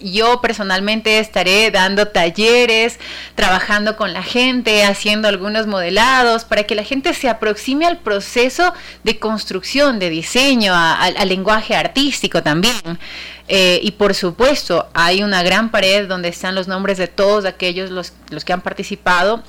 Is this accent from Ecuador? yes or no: yes; Guayaquil, Guayas, Ecuador; nuestra iglesia eh, que nos representa por siempre como guayaquileños